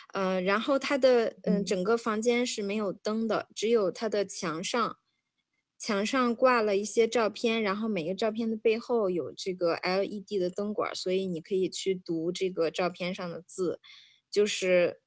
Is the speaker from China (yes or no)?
yes; Hebei, China; moved away; 作为一个土生土长的河北人